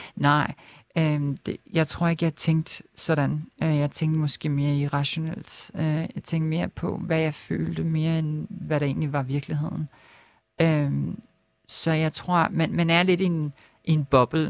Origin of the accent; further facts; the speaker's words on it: Lolland-Falster, Zealand, Denmark; moved away as an adult; also born or lived in Helsingør / Copenhagen; jeg er ikke født der, men jeg er opvokset på Lolland Falster. Mm øh, født i Helsingør